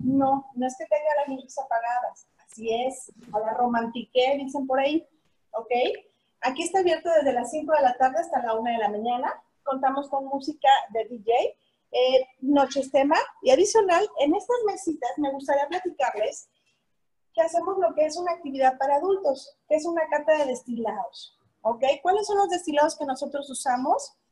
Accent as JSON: {"language": "Spanish", "region": "Jalisco", "country": "Mexico", "said": "Soy de por acá, soy de Jalisco"}